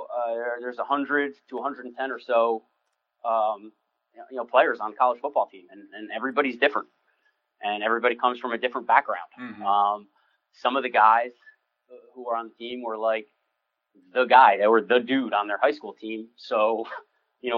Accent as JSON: {"language": "English", "region": "New Jersey", "country": "United States", "tie": "born or raised there", "also_born_or_lived": "West Lafayette, Indiana / Michigan", "moved": "as an adult", "said": "I was born and raised in New Jersey. I'm a city guy"}